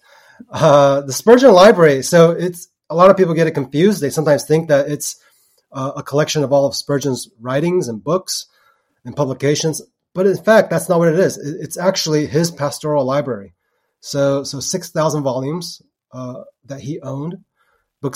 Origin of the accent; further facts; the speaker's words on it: Texas, United States; moved away; also born or lived in Portland, Oregon; My parents immigrated from Taiwan, you know, in the early 80s. So I grew up in Texas